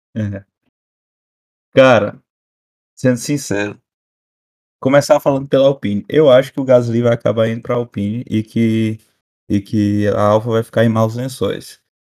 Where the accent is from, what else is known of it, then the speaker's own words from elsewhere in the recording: Brazil; A gente é brasileiro